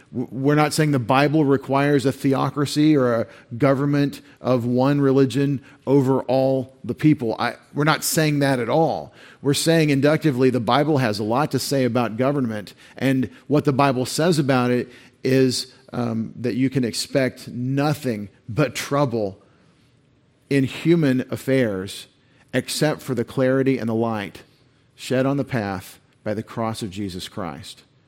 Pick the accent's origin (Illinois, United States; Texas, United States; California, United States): Texas, United States; East; I grew up this way in East Texas in public school